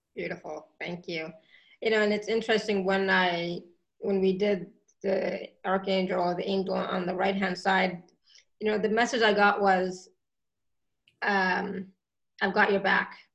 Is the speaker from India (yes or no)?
yes; India; I'm Indian